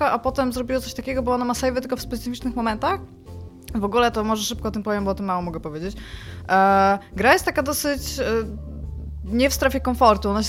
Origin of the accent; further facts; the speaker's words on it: Elbląg, Warmian-Masurian Voivodeship, Poland